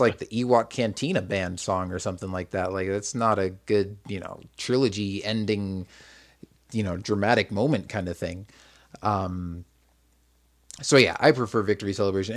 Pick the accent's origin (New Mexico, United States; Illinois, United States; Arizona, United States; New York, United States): Arizona, United States; also born or lived in Massachusetts; from the time I was four up till I was probably about ten, I think, was when we moved from Massachusetts to Arizona